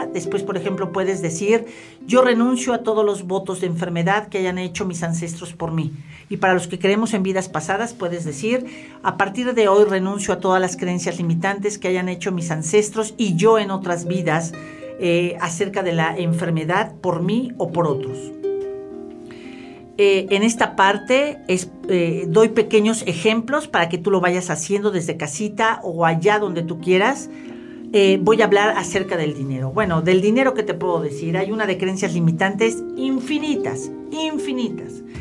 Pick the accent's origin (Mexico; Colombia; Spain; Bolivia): Mexico; lo que somos los latinos, específicamente los mexicanos